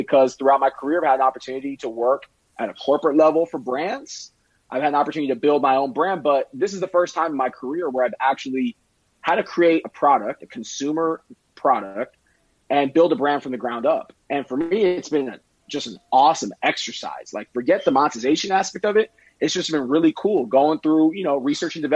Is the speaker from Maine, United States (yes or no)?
no; Miami, Florida, United States; I'm from Miami